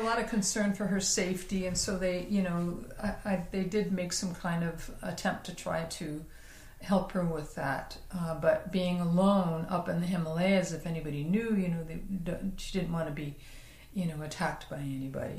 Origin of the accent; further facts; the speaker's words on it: New Jersey, United States; very near where I grew up in New Jersey